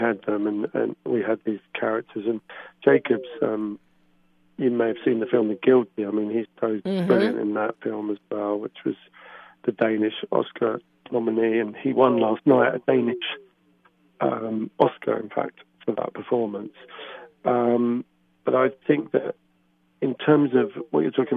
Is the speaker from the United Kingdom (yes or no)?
yes; England, United Kingdom; as an English person going to Norway